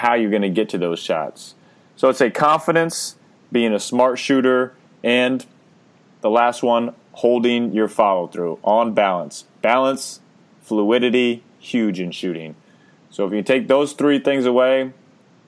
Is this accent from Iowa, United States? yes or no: yes; Pella, Iowa, United States; I grew up in Iowa, in Pella, Iowa, and grew up right next, like down the street from Kyle Korver